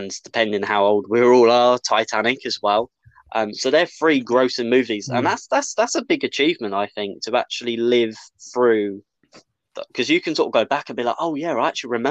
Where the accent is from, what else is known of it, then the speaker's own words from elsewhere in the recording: United Kingdom; we're not American. So we don't, like in the UK